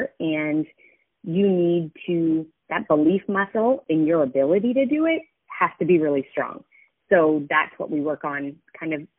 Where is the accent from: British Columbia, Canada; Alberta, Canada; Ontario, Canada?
Alberta, Canada; Canmore; moved away; my hometown, so Canmore, Alberta